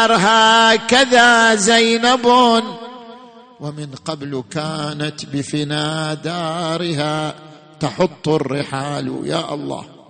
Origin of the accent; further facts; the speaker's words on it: Saudi Arabia; عندنا في السعودية